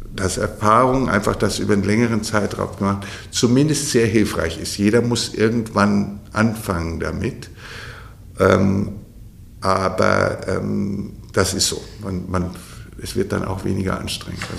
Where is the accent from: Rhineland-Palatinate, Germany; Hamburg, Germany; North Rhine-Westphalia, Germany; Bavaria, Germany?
Bavaria, Germany; moved away; also born or lived in Westphalia; ich komme ja aus, aus Bayern, das ist jetzt nicht so Pferdeland wie hier in Westfalen